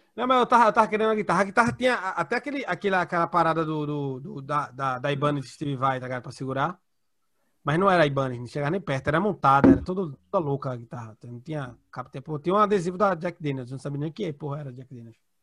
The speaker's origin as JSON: {"language": "Portuguese", "country": "Brazil", "said": "eu sou brasileiro"}